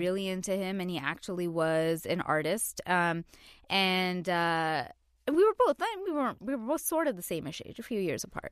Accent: New York City, New York, United States; I'm a New Yorker

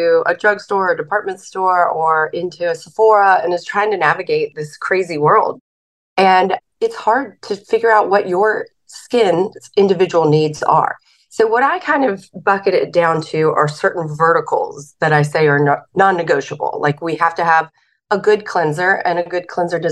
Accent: the South, United States; I'm from the South

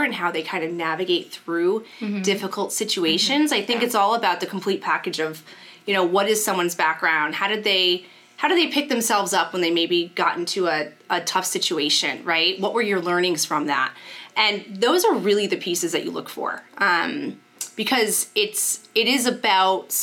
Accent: Shelton, Connecticut, United States; I grew up in Shelton, Connecticut

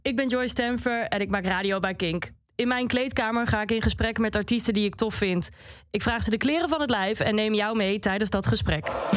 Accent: Twente, Overijssel, Netherlands; Ik kom uit Twente

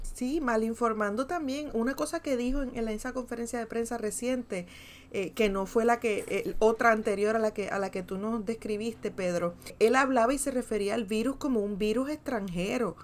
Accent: Puerto Rico; los puertorriqueños y las puertorriqueñas

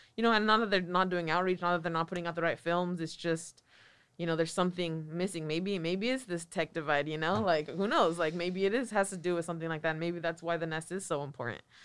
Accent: Watsonville, California, United States; also born or lived in San Francisco; I grew up in Watsonville

